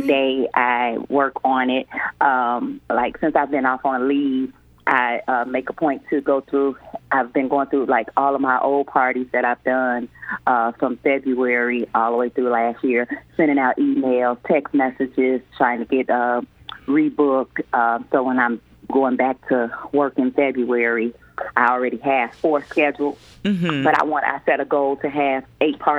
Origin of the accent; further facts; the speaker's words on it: Chicago, Illinois, United States; I grew up in Chicago